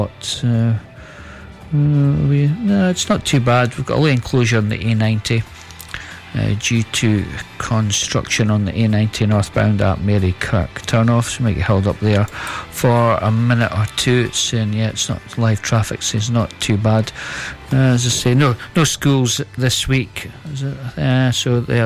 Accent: Stonehaven, Scotland, United Kingdom; My hometown, Stonehaven

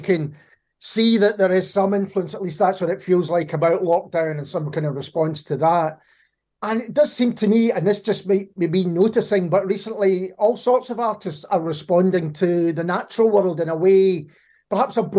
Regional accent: Glasgow, Scotland, United Kingdom; But I'm from Glasgow

